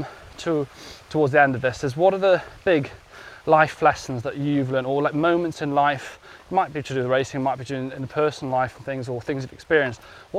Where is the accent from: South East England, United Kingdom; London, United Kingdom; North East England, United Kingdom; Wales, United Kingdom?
Wales, United Kingdom; Pembrokeshire; I'm from Pembrokeshire.